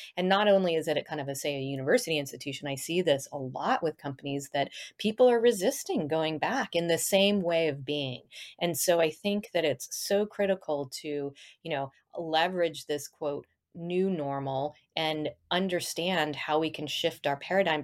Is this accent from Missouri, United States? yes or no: no; Boulder, Colorado, United States; moved away; also born or lived in Kirkland, Washington; Boulder, Colorado, my hometown